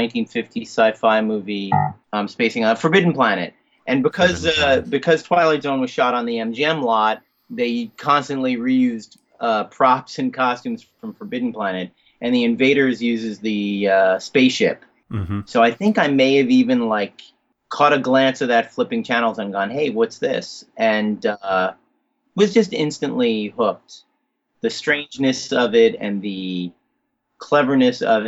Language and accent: English; New Jersey, United States; growing up in New Jersey in the 70s, I was born in 65